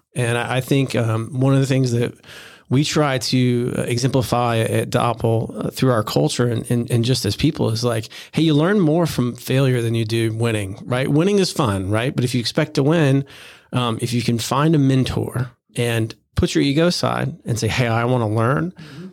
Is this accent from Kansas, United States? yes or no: no; Florida, United States; also born or lived in New York; now in Charleston, United States; I grew up in Florida